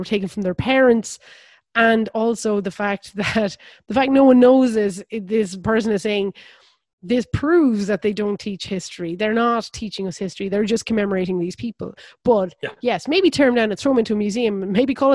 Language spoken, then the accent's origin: English; Ireland; I grew up in the country at the time I did